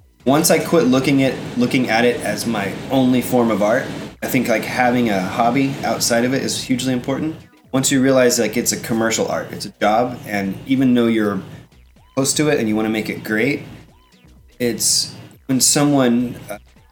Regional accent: Texas Panhandle, United States; I grew up in Panhandle of Texas.

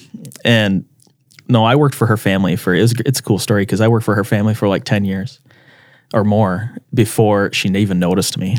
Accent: Brandon, South Dakota, United States; also born or lived in Alabama; I grew up here in Brandon, and my dad was in the military, and so we moved around a lot growing up, and we eventually settled in the Sioux Falls area

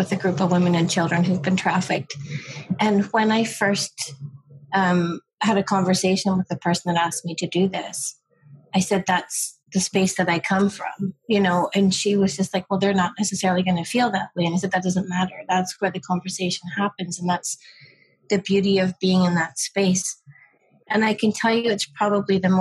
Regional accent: Livingston, Scotland, United Kingdom; also born or lived in Isle of Lewis; now in Canada; I was born in Livingston, outside of Edinburgh, but my mum and dad are from the Isle of Lewis

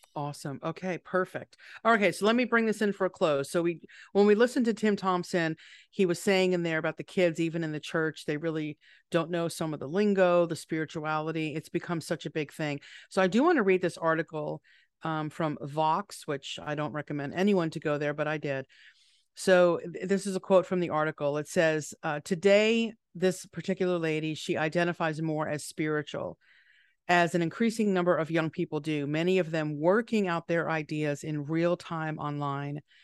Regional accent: New York, United States; being a New Yorker

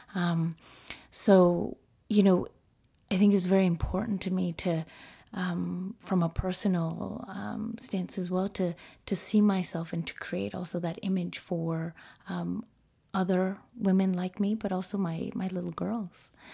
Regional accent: United States; first language Spanish; English is a second language; being born and raised in the United States

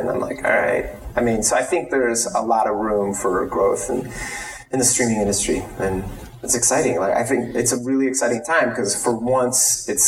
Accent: United States; I'm American

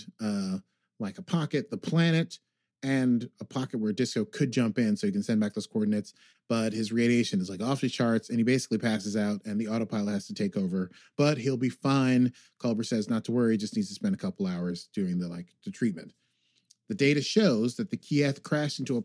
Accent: United States; I'm American.

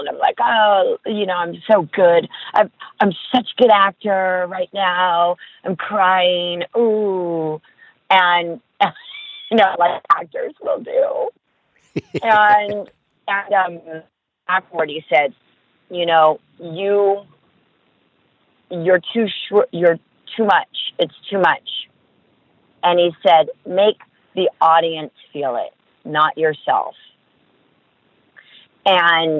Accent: Los Angeles, California, United States; I'm from Los Angeles

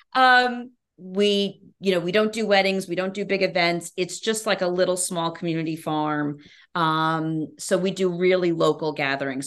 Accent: Albany, New York, United States; I'm from New York State, but from Albany upstate, which is much different than the city

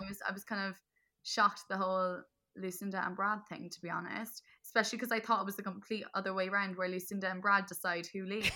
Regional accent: Cork, Munster, Ireland; Another Corker, like, my accent just comes back

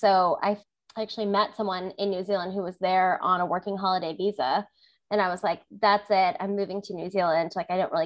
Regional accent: Hawaii, United States; moved away as an adult; also born or lived in Tucson, Arizona; I grew up in Hawaii, so I never really had the opportunity to travel outside of my island

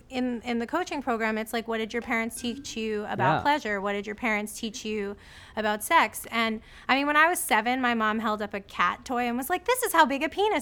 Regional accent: Florida, United States; born or raised there

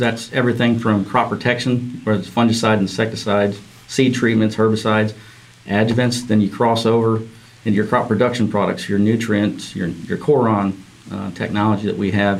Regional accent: Illinois, United States; moved away as an adult; also born or lived in Florida / California; Grew up in Illinois

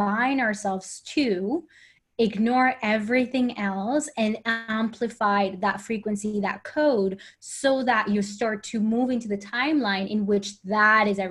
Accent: Colombia; English is a second language; moved away; also born or lived in United States / Sweden; I am from Colombia, so I had to move out of Colombia, and then I had to get to the States and learn the language

